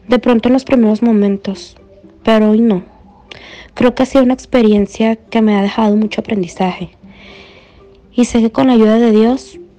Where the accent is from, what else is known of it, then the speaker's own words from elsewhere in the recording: Yopal, Casanare, Colombia; also born or lived in Bogotá; Bueno, yo soy botana, nací aquí, aunque de niña fui a vivir a Yopal, Casanare.